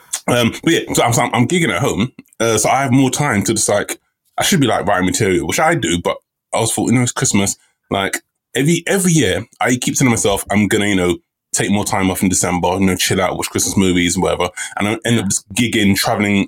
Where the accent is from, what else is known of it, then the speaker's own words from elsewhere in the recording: England, United Kingdom; I'm your Englishman